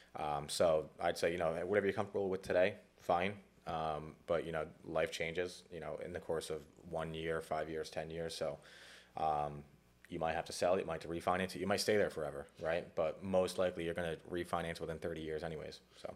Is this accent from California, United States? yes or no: no; Cranston, Rhode Island, United States; also born or lived in New York / New Jersey; grew up in Rhode Island